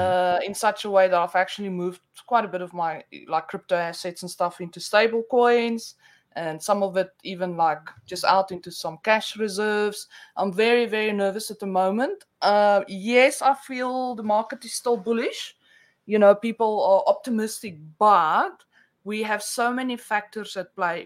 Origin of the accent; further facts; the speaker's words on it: South Africa; accent: Afrikaans with a mix of Australian; first language Afrikaans; English is a second language; now in Australia; I'm born in South Africa, so um, oh, I, I oh, okay. actually my first language is Afrikaans